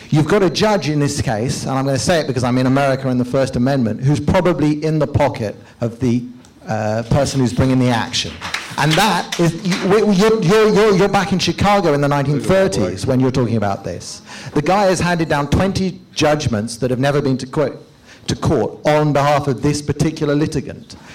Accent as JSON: {"language": "English", "country": "United Kingdom", "said": "I'm actually British uh, by not by naturalization, but I'm in the process of applying for a visa to come live here because I'm fleeing Britain with my wife and young child"}